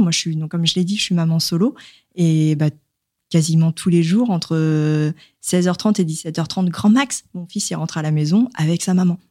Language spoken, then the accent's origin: French; the South, France; now in Paris, France; je suis originaire du Sud